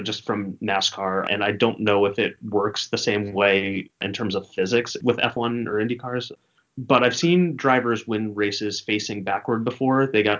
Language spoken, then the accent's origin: English; the South, United States; now in Hartford, United States; I'm originally from the South.